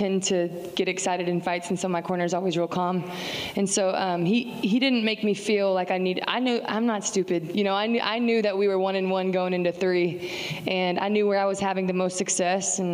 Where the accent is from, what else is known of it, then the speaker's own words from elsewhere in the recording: Texas, United States; I'm a Texan. Like, you cut me open and I bleed little Lone Stars.